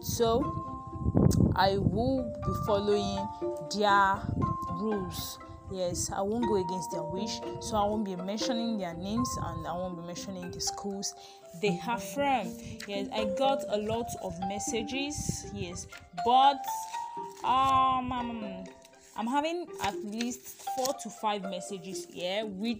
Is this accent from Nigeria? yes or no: yes; Nigeria